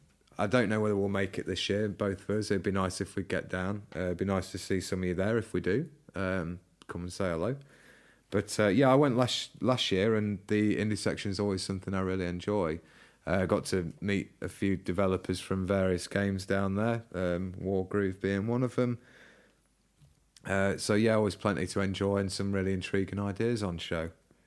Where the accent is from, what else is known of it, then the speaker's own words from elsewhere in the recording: United Kingdom; we're British.